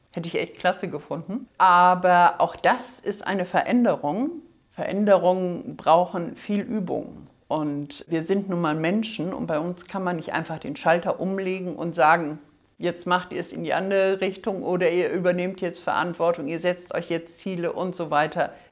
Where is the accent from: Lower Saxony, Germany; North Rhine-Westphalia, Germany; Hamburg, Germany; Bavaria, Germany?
Hamburg, Germany; Ich komme aus Hamburg, bin aber auch sehr, sehr gerne hier unten in Bayern unterwegs, also auch persönlich, nicht nur digital. Lebe in Hamburg seit mittlerweile 40